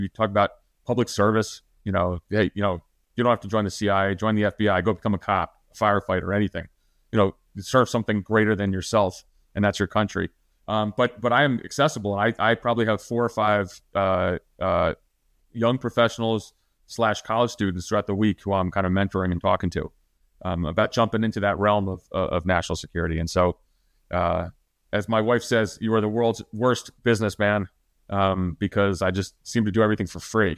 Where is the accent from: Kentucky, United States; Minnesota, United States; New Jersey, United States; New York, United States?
New Jersey, United States; I'm from New Jersey